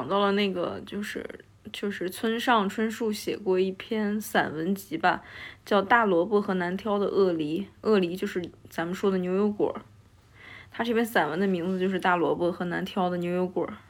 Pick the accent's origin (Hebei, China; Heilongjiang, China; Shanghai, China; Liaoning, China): Hebei, China; now in Beijing, China; 我是北方人，河北人